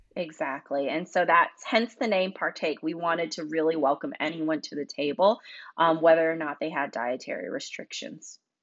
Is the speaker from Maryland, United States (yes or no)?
no; North Carolina, United States; I grew up in North Carolina